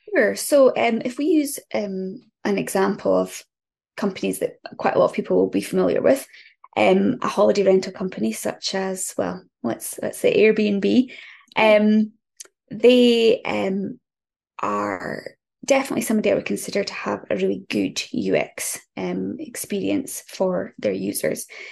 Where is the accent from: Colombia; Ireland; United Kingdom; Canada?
United Kingdom; just north of Aberdeen, northeast Scotland; I am from northeast Scotland, um, just north of Aberdeen